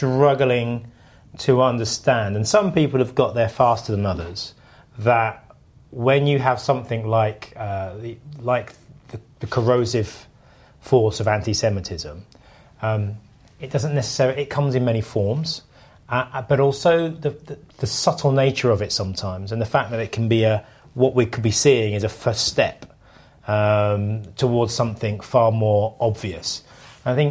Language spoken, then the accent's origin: English; United Kingdom; I'm British.